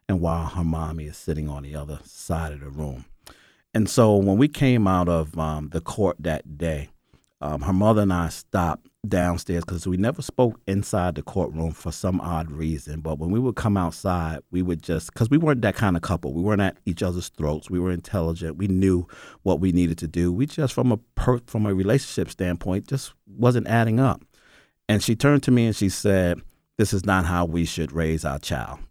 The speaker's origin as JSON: {"language": "English", "region": "New York", "country": "United States", "moved": "as an adult", "lives_now": "Atlanta, United States", "said": "I'm from New York"}